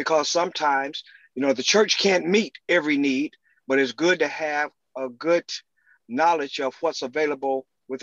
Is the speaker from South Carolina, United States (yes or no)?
no; Dayton, Ohio, United States; I was born and raised in Dayton, Ohio